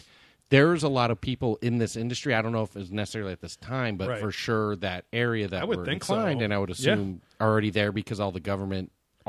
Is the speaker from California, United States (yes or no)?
yes; South Bay, Los Angeles County, California, United States; I grew up in the South Bay, this exact